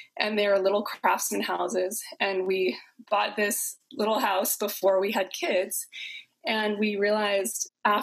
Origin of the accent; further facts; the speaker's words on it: Southern California, United States; also born or lived in San Francisco, United States; now in Oakland, United States; I'm here in Oakland, California, and I'm from Southern California originally